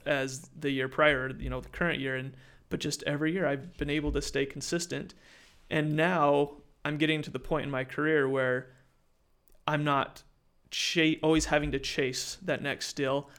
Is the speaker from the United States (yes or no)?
yes; Utah, United States; moved away as an adult; I'm originally from Utah, I moved down here for the food industry